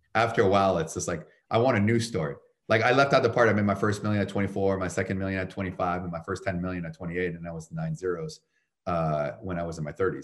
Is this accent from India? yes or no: no; Canada; moved away as an adult; also born or lived in Chicago; now in United States; I'm from Canada originally